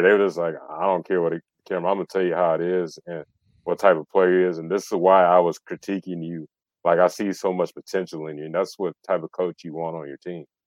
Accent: the South, United States; I'm from the South

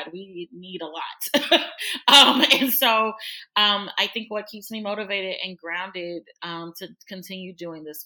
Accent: Birmingham, Alabama, United States; moved away as an adult; also born or lived in Kentucky / Florida; I'm from Birmingham, Alabama. I'm a Southern girl. I was born and raised in the South.

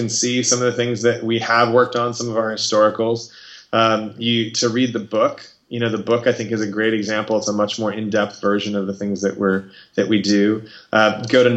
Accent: Arizona, United States; also born or lived in Los Angeles; grew up in Arizona

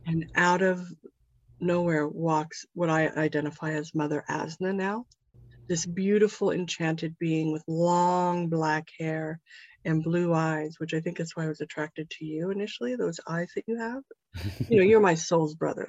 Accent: Topanga, California, United States; topanga is my hometown

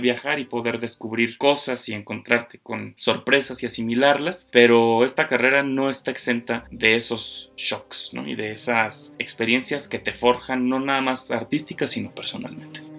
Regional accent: Guanajuato, Mexico; moved away as an adult; also born or lived in Germany; Yo me considero orgullosamente guanajuatense, lo digo siempre a donde voy, represento con mucho orgullo a mi estado

